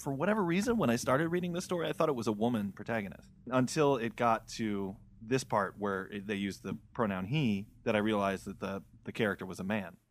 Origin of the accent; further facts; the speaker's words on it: Midwest, United States; I'm from the Midwest